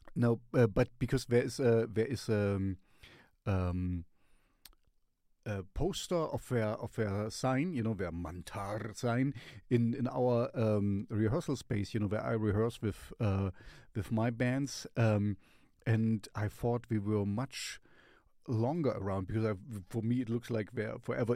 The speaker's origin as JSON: {"language": "English", "country": "Germany", "said": "I'm from Germany. We are from Germany"}